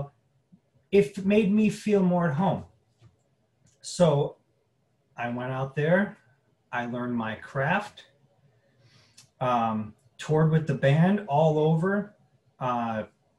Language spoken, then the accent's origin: English; Crown Point, Indiana, United States; moved away as an adult; also born or lived in Las Vegas; I am originally from Crown Point, Indiana. Born and raised there